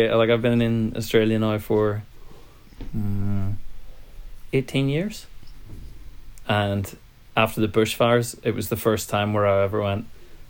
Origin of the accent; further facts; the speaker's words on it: Belfast, Northern Ireland, United Kingdom; moved away; also born or lived in New Zealand; born in Belfast, but got a Kiwi passport, got a Irish passport and a British passport thanks to the Good Friday Agreement, and now I've got a nice shiny new Australian passport in the post.